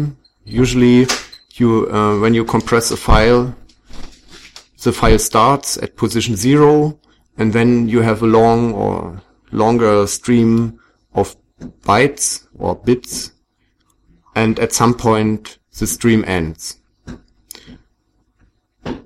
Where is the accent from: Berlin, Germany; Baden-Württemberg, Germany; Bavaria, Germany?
Berlin, Germany; I come from Berlin in Germany